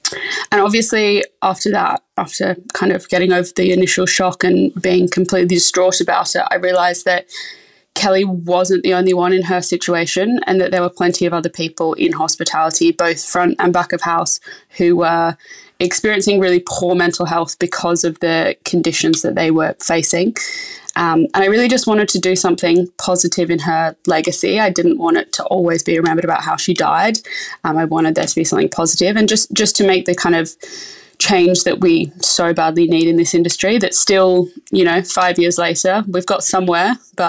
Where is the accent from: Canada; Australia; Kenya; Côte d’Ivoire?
Australia; moved away as an adult; now in London, United Kingdom; So I moved to London from Australia in 2016, I think it was.